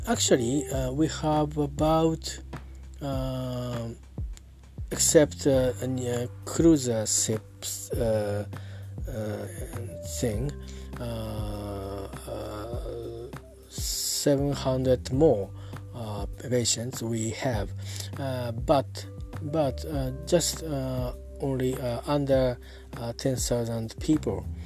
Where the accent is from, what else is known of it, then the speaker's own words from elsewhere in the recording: Yokohama, Kanagawa, Japan; English is a second language; I'm talking from Japan at my hometown uh, Yokohama.